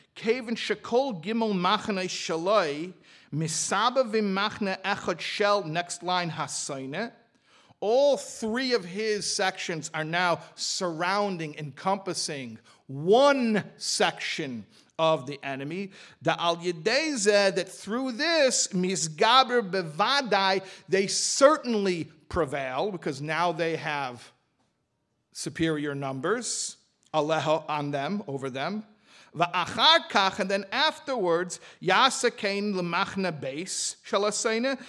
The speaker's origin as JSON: {"language": "English", "town": "Chicago", "region": "Illinois", "country": "United States", "said": "I'm from Chicago"}